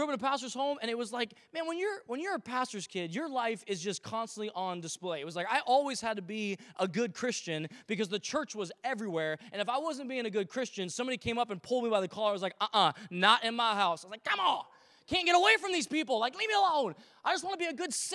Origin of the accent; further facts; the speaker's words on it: Vancouver, Washington, United States; now in Victoria, Canada; growing up in Vancouver, Washington, which is just a little north of Portland, Oregon